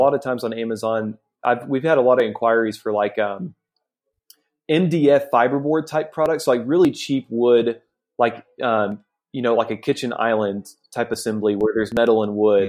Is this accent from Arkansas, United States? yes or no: yes; Arkansas, United States; moved away as an adult; now in India; I'm from the States. I went to the University of Arkansas.